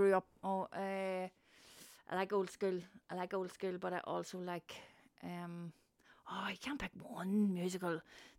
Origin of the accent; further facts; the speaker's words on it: Newry, Northern Ireland, United Kingdom; Chapel Street, Newry.